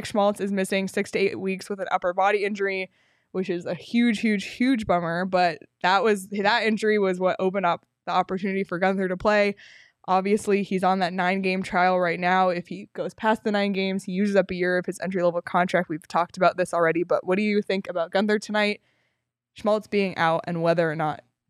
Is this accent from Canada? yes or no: yes; Toronto, Ontario, Canada; But so I'm literally from Toronto and it's still really fun to, make these jokes.